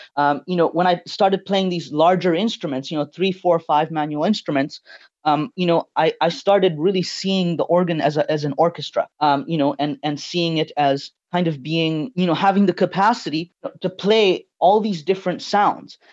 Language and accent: English; Tanzania; now in Canada; I was born and raised in Tanzania.